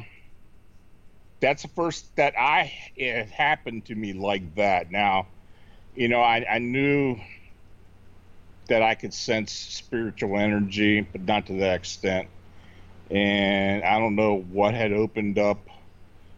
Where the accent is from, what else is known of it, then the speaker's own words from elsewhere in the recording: Hanover, Pennsylvania, United States; moved away as an adult; also born or lived in Baltimore; I was born and raised in Hanover, Pennsylvania